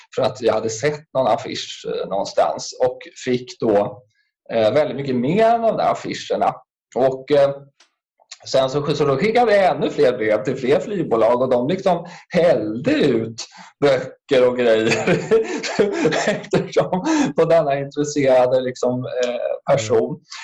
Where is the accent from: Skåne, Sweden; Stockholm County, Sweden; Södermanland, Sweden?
Stockholm County, Sweden; Stockholm; also born or lived in Bredäng; jag är ju född och uppväxt i eh, Sätra